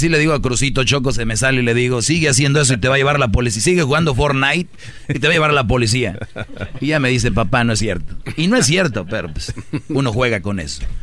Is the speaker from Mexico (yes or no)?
no; Puerto Rico; De decir, oye, soy el puertorriqueño, aquí de repente